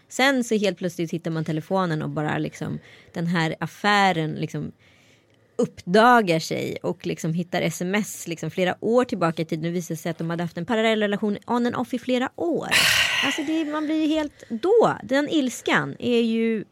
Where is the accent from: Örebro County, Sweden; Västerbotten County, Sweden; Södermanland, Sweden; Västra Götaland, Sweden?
Västra Götaland, Sweden; Strömstad; att jag var en bra neger i Strömstad